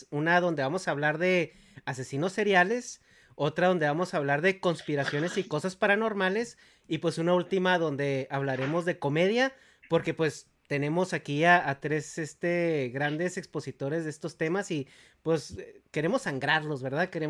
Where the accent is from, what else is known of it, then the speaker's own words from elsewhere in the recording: Mexico; moved away; todos somos católicos, somos mexicanos, güey.